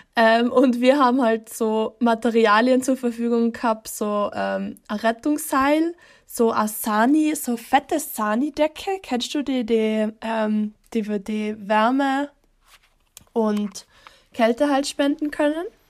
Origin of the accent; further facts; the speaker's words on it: East Tyrol, Austria; ich komme aus Osttirol